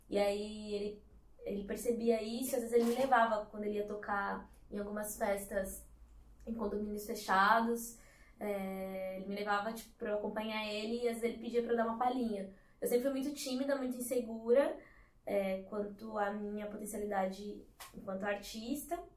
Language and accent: Portuguese; São Paulo, Brazil; also born or lived in Bahia; Bom, eu fui criada na zona sul de São Paulo. Atualmente eu moro na região do Butantã, zona oeste. É... Mas como vocês falaram, nasci na Bahia, vim pra cá criança, né?